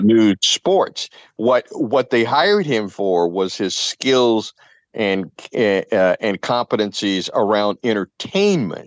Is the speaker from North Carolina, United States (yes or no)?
no; Louisville, Kentucky, United States; now in New England, United States; where I grew up in Louisville, Kentucky